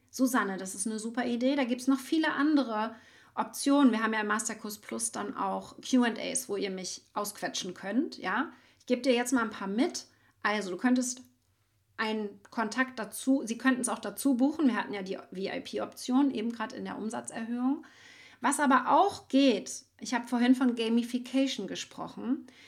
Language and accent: German; Schwerin, Mecklenburg-Vorpommern, Germany; ich bin ja aus Mecklenburg-Vorpommern in Schwerin